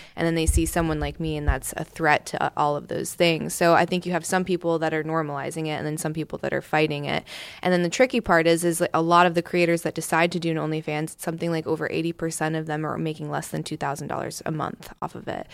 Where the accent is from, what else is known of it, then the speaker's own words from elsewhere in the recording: Southern California, United States; moved away; also born or lived in East Coast, United States / Southern US; I'm from Southern California originally